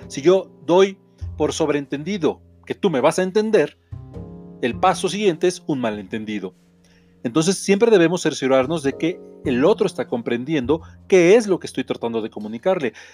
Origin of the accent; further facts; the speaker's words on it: Mexico; soy autor mexicano